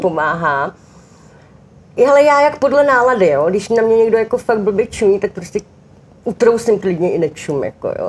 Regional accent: Czechia; u nás v Čechách

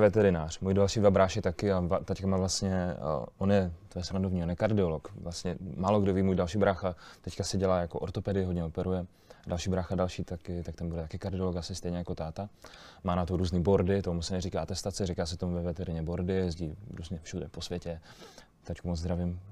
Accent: Olomouc, Olomouc Region, Czechia; jak jsem z Olomouce, jak jsem z Haný

